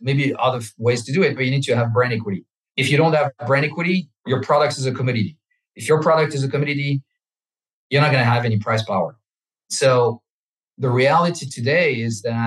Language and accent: English; France; English is a second language; moved away as an adult; now in South Florida, United States; I'm French. I grew up in France.